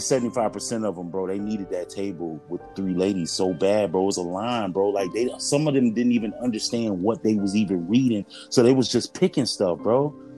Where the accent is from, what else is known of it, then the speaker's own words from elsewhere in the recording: Florida, United States; I'm from Florida